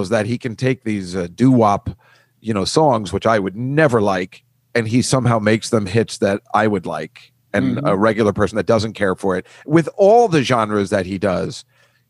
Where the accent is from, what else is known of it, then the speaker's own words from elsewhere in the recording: New Jersey, United States; us being Jersey boys